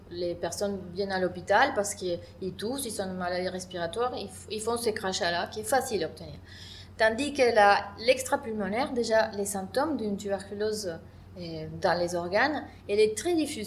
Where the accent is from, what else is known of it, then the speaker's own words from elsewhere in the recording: Argentina; French is a second language; moved away as an adult; also born or lived in Buenos Aires, Argentina; now in France; je suis une microbiologiste qui a fait ses études dans mon pays d'origine qui est l'Argentine à l'Université de Buenos Aires